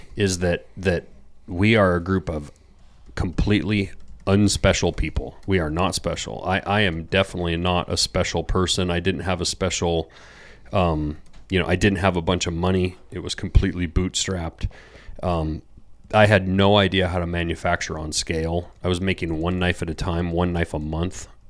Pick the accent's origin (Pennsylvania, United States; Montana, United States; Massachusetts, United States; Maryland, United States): Montana, United States; I grew up in Montana.